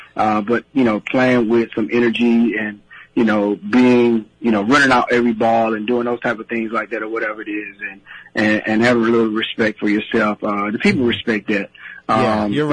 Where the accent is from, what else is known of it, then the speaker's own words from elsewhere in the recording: Georgia, United States; growing up in Georgia